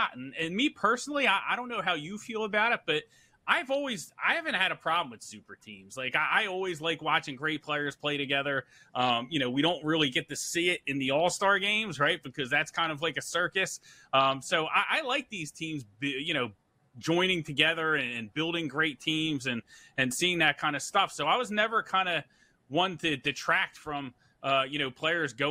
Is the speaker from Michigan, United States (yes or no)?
no; Philadelphia, Pennsylvania, United States; I'm local from Philadelphia